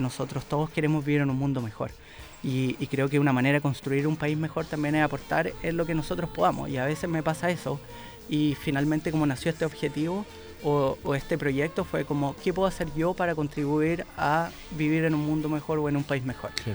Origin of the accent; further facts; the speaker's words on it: Chile; acá en mi país